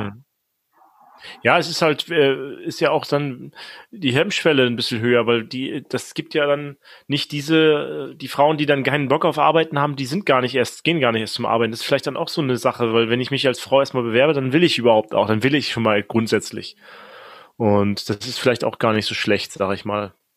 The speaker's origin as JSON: {"language": "German", "area": "the East", "region": "East Germany", "country": "Germany", "said": "wir kommen ja beide aus dem Osten auch"}